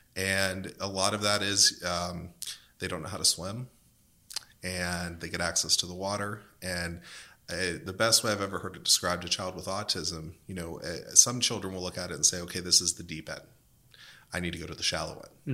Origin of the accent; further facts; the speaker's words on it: Western Pennsylvania, United States; I'm from Western Pennsylvania